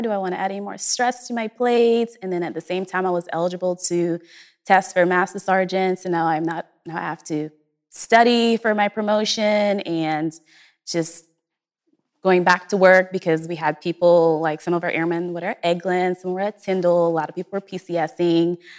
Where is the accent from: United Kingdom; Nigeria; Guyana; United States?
Guyana; moved away; I'm originally from Guyana, South America